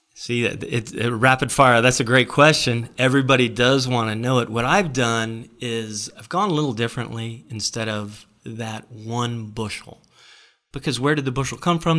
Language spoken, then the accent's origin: English; Florida, United States; We're from Florida